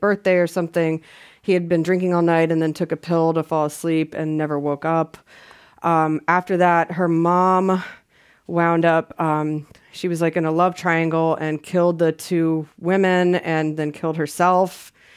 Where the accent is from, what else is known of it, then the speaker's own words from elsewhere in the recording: the South, United States; I'm from the South